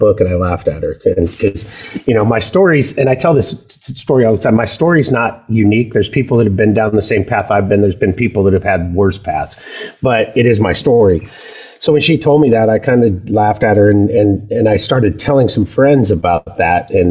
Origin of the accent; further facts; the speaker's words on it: the Northwest, Pacific Northwest, United States; I'm a native. I was raised up here in the Northwest